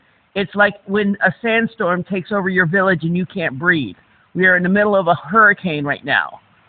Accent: Florida, United States; Yes, I am from Florida.

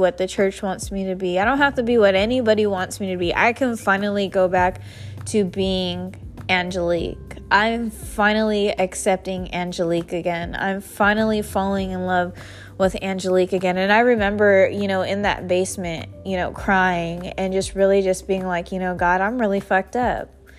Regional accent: San Jose, California, United States; moved away as an adult; I grew up in San Jose, California, all my life, born and raised

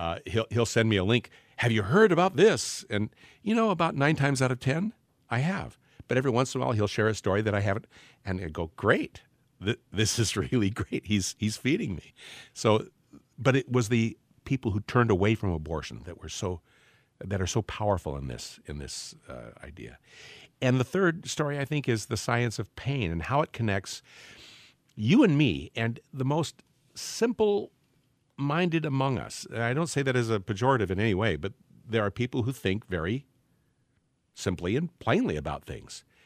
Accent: Portland, Oregon, United States; the area where I grew up in Portland, Oregon

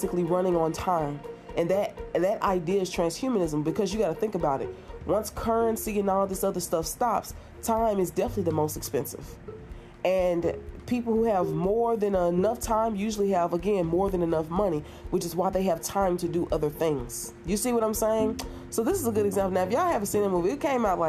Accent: United States; as an American

